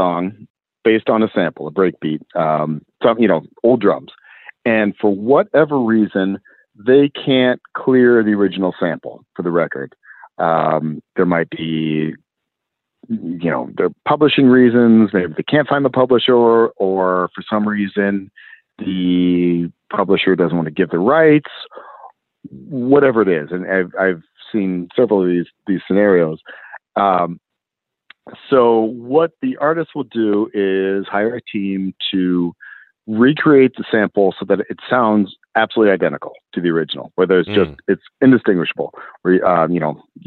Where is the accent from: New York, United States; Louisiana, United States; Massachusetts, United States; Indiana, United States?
Indiana, United States; grew up in Indiana